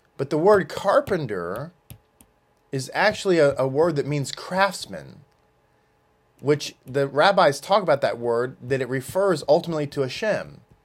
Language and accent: English; United States; As an American, I'm an American